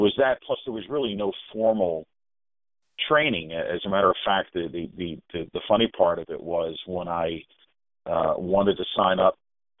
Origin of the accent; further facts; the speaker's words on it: Philadelphia, Pennsylvania, United States; my growing up in Northeast Philadelphia